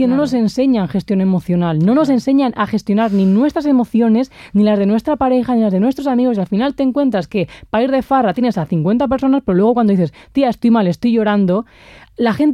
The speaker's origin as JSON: {"language": "Spanish", "town": "Alcalá de Henares", "region": "Community of Madrid", "country": "Spain", "tie": "born or raised there", "said": "yo, soy de Alcalá de Henares."}